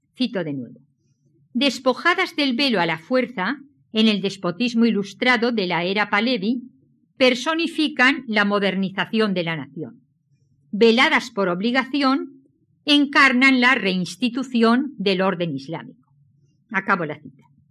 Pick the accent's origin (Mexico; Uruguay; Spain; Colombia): Spain; Valencian Community; Soy valenciana